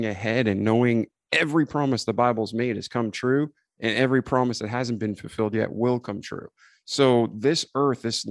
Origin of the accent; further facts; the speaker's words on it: New England, United States; I grew up in New England